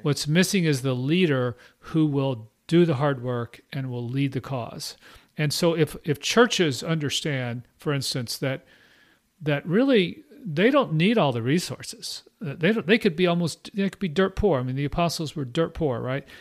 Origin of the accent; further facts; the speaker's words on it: Austin, Texas, United States; also born or lived in Midwest / Houston / Burnet, Texas; I'm from Austin area